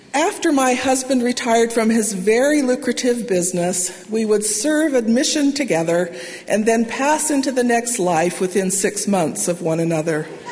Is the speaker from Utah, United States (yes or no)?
yes; Salt Lake Valley, Utah, United States; now in Provo, United States; I grew up in the Salt Lake Valley